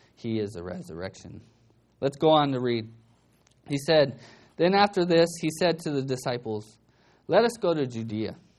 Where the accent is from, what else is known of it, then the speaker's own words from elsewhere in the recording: Bakersfield, California, United States; I grew up in Bakersfield